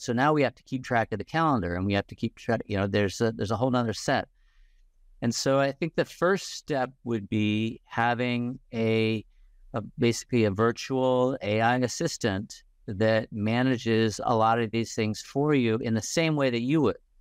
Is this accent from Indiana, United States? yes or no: yes; Indiana, United States; I grew up in Indiana